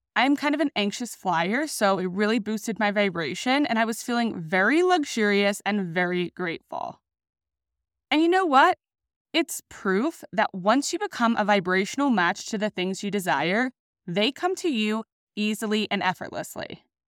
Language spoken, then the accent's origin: English; Sydney, New South Wales, Australia; also born or lived in Denver, Colorado; now in Sydney, Australia; I decided to return home to Sydney, Australia.